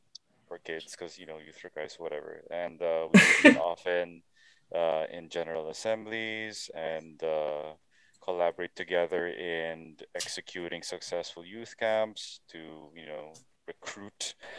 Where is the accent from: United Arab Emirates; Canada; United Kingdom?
United Arab Emirates; Sharjah; moved away as an adult; also born or lived in Dubai; now in Philippines; I'm 26 years old. I was born in Dubai, but raised in Sharjah.